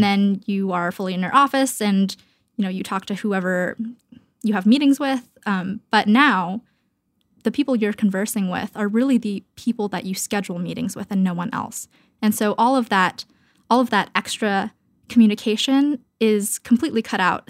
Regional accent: Canada; moved away as an adult; now in Brooklyn, United States; I am Canadian

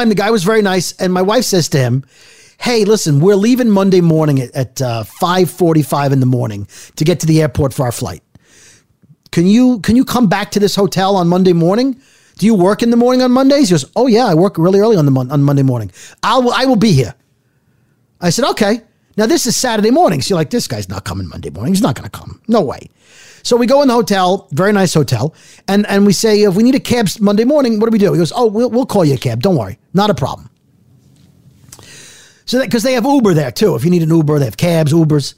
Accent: United States; as an American

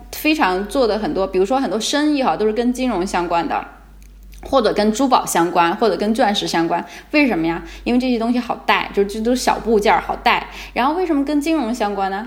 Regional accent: China; moved away as an adult; now in Israel; 我是中国人

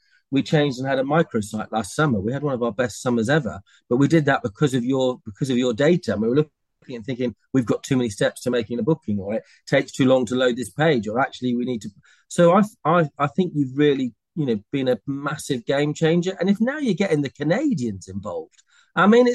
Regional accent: United Kingdom; we're very British

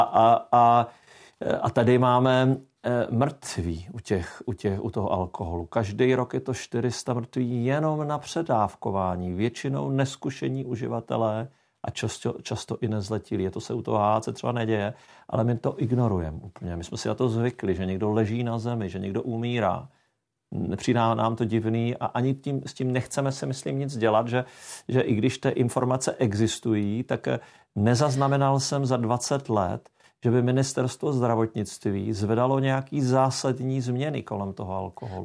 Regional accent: South Moravian Region, Czechia; já jsem z Jižní Moravy

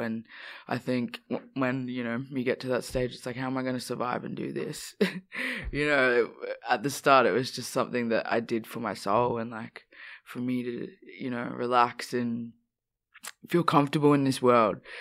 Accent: Australia; growing up in Australia

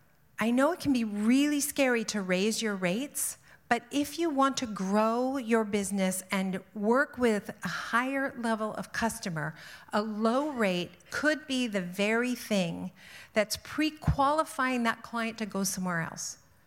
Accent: Ontario, Canada; I am from the Niagara region. And so I'm not, you know, it's not like we have great necks in Niagara.

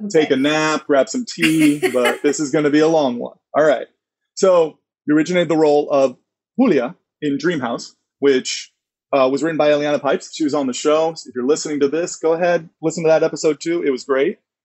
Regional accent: Florida, United States; I grew up in Florida

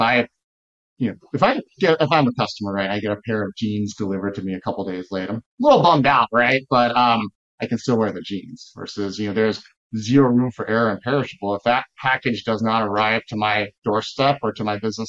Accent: Texas, United States; now in Chicago, United States; I grew up in Texas

